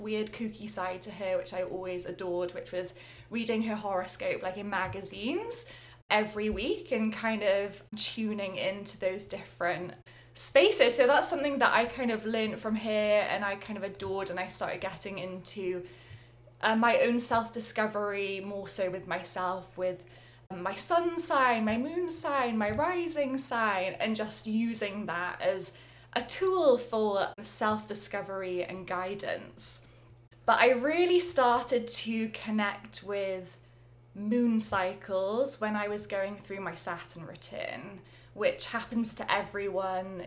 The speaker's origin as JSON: {"language": "English", "town": "Swansea", "region": "Wales", "country": "United Kingdom", "tie": "born or raised there", "said": "I grew up by the ocean, by the sea, in my hometown of Swansea in Wales."}